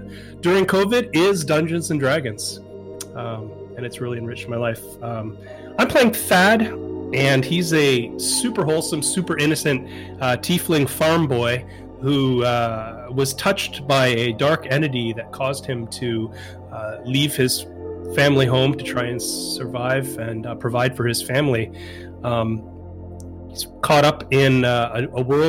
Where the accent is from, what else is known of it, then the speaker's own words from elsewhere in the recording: Canada; moved away as an adult; now in Southern California, United States; I'm a Canadian transplant living in Southern California. I packed up my wife and moved down here a couple of years ago